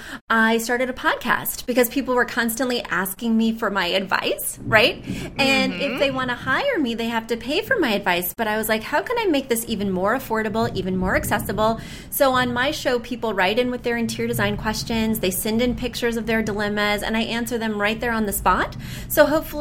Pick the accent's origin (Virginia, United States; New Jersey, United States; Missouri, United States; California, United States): Missouri, United States; accent: Southern twang; also born or lived in near New York City; now in New York City area, United States; even though I live right outside New York City now, I'm from Missouri. So there will be moments of a Southern twang